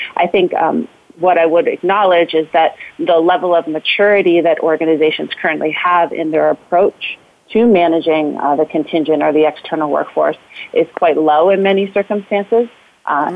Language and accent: English; Philadelphia, Pennsylvania, United States; now in Denver, United States; I'm originally from Philadelphia, um, but now I call Denver home